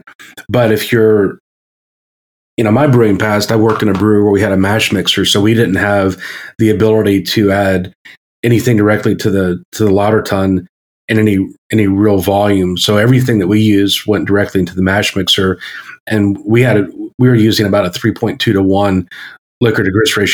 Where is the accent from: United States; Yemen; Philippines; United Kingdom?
United States; Maryland; So I grew up in Maryland, as I became a human in Maryland.